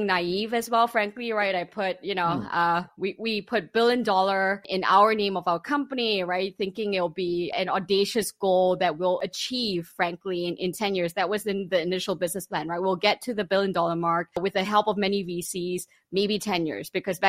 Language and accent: English; Malaysia; I grew up in Malaysia, Muslim majority Malaysia